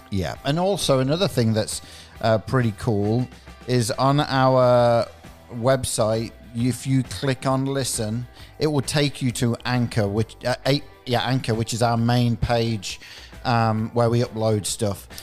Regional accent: England, United Kingdom; I'm from England

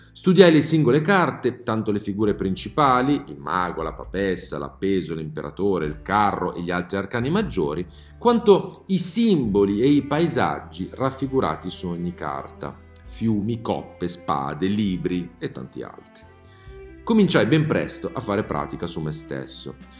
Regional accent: Milan, Lombardy, Italy; da milanese, almeno di nascita

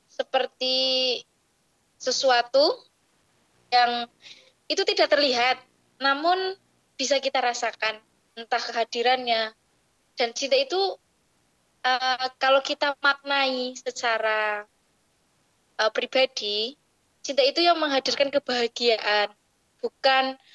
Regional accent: Banjarnegara, Central Java, Indonesia; asal dari Banjarnegara. Dan sekarang sedang menempuh pendidikan S1 di IAIN Salatiga.

